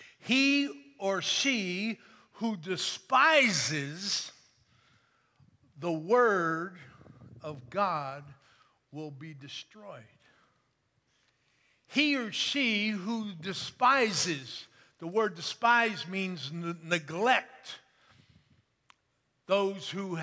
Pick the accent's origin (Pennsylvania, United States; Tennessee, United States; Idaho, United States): Pennsylvania, United States; now in San Antonio, United States; I grew up in Pennsylvania, like Pastor said, and I was a huge 76er fan growing up